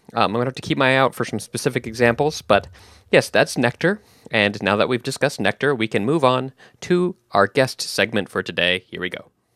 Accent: Texas, United States; moved away; I grew up in Texas, and we have the blue bonnets there

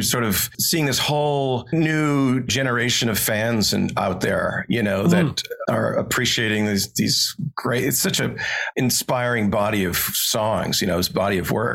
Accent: Montana, United States; I grew up here in Montana, basically no power running water, sort of off the grid is how I grew up.

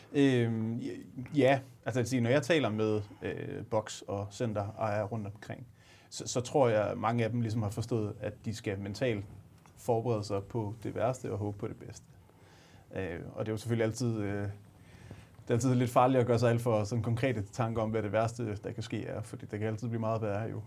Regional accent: Aalborg, North Denmark Region, Denmark; jeg er fra Aalborg

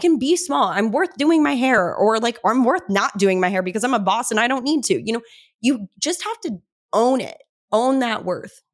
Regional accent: Cedar Crest, New Mexico, United States; moved away as an adult; now in Los Angeles, United States; I'm actually not even from Albuquerque. I'm from Cedarcrest. Seven thousand people live in Cedarcrest

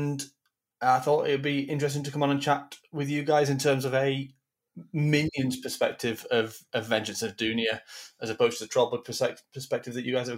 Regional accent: Manchester, North West England, United Kingdom; I'm from Manchester, north of the UK.

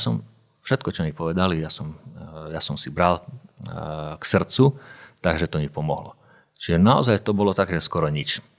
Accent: Košice, Košice Region, Slovakia; moved away as an adult; also born or lived in Banská Bystrica; ja som bol z Košic a robil som v Banskej Bystrici

